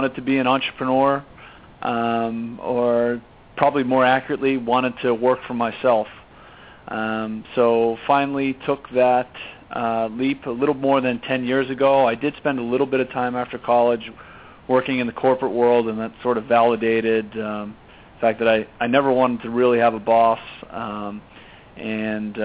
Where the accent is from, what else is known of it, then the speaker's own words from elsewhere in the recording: Boston, Massachusetts, United States; moved away as an adult; now in California, United States; Grew up on the East Coast, in Boston, born and raised there. Moved to California about 14 years ago